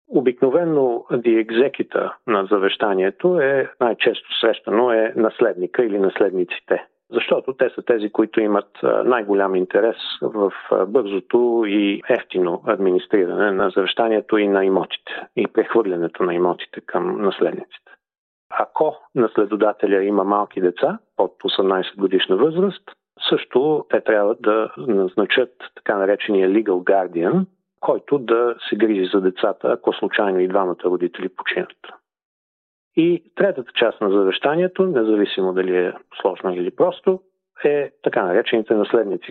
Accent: Sofia, Sofia City, Bulgaria; moved away as an adult; now in Perth, Australia; Роден съм и съм израснал в София.

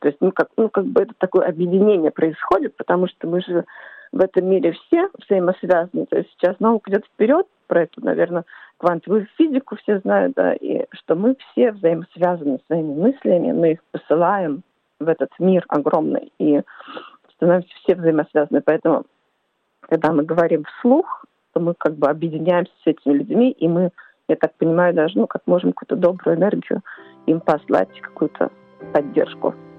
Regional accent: Czechia; now in Perth, Australia; Я родом из Чешской Республики, проживаю в Перте

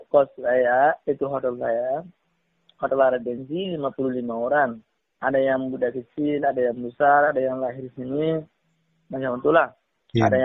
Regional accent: Myanmar; Indonesian is a second language; also born or lived in Thailand / Malaysia; now in Indonesia; saya kan dulu saya dari Malaysia eh, dari Myanmar itu masuk Thailand eh, lepas tuh Thailand eh, masuk Malaysia

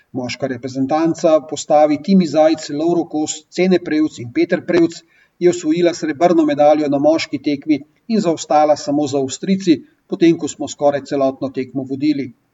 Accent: Slovenia

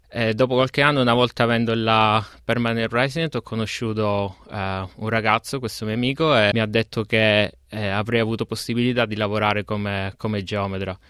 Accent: Giammoro, Sicily, Italy; moved away as an adult; now in Melbourne, Australia; vengo da Giammoro eh, un, paesino, un, paesino, in Sicilia

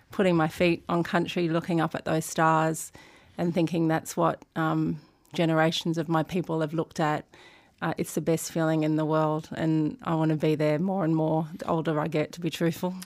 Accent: Sydney, New South Wales, Australia; also born or lived in Brisbane; I grew up in Sydney.

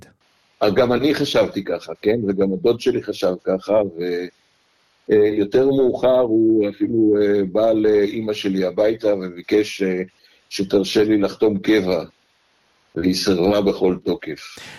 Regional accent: Kibbutz Heftziba, eastern Jezreel Valley, Northern District, Israel; moved away as an adult; also born or lived in Jerusalem, Israel; now in Melbourne, Australia; נולדתי בירושלים ב-1951, אפריל 1951. גדלתי כל חיי עד אה, גיל 27 בקיבוץ חפציבה בעמק יזרעאל המזרחי

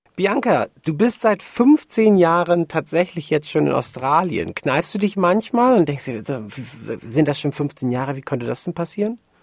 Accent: Hamburg, Germany; mir als Hamburger Jung

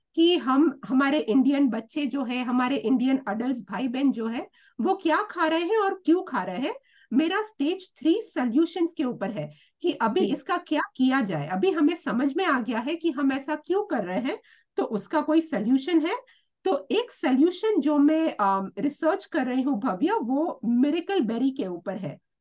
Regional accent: Mumbai, Maharashtra, India; now in Australia; मैं मुंबई से आती हूँ

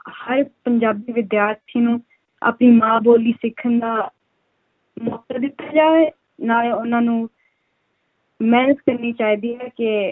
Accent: Amritsar, Punjab, India; first language Punjabi; now in Sydney, Australia; ਮੈਂ ਅੰਮ੍ਰਿਤਸਰ ਤੋਂ ਹਾਂ

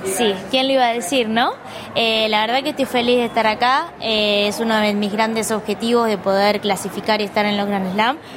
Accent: Cañuelas, Buenos Aires Province, Argentina; yo como soy de Cañuelas

